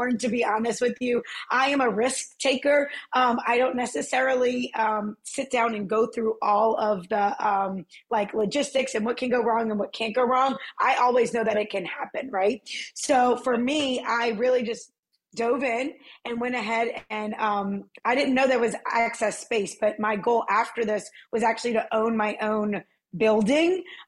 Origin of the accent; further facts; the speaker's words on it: New Orleans, Louisiana, United States; I'm originally from the West Bank side of it, of New Orleans